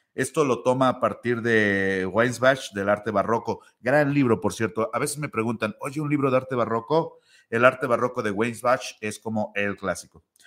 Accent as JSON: {"language": "Spanish", "region": "Puebla", "country": "Mexico", "said": "en México, por ejemplo, donde yo soy, que es de Puebla"}